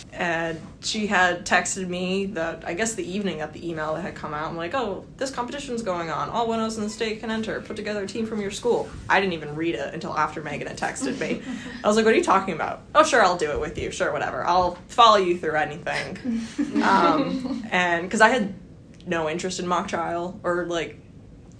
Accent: North Carolina, United States; also born or lived in Delaware; I am from North Carolina

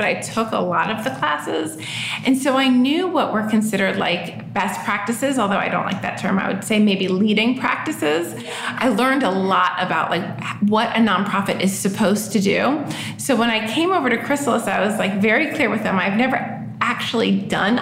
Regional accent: Florida, United States; moved away as an adult; also born or lived in New York; now in Virginia, United States; I'm originally from New York. I grew up in Florida, and I moved to Virginia about 18 years ago.

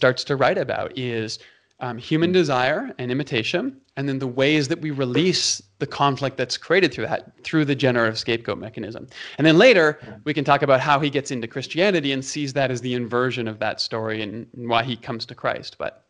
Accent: Toronto, Ontario, Canada; also born or lived in Calgary; in Canada, you have Leafs fans and you have Flames fans. I'm from Toronto and Calgary, right?

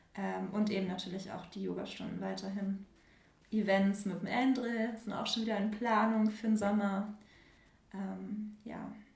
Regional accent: Germany; now in Hamburg, Germany; Nähe, Nähe Bremen

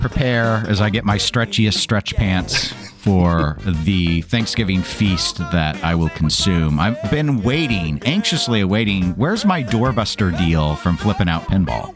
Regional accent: Midwest, United States; accent: Midwestern; people are really making fun of my Midwestern accent lately

